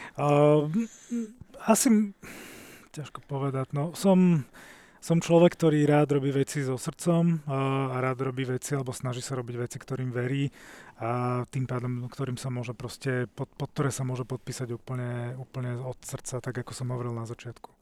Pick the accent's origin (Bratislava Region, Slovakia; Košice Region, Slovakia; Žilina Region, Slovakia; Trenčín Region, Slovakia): Bratislava Region, Slovakia; Bratislava; vyrastal som v blízkosti Račianského mýta v Bratislave